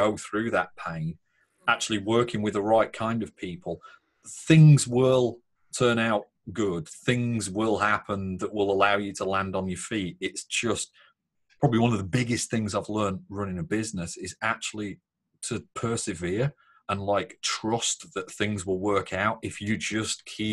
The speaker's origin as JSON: {"language": "English", "region": "Northern England", "country": "United Kingdom", "said": "British and Northern"}